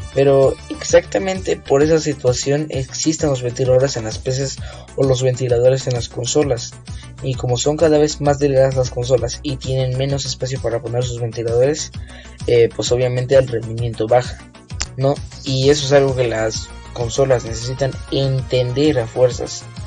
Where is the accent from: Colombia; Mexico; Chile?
Mexico; tenemos en mi tierra, México.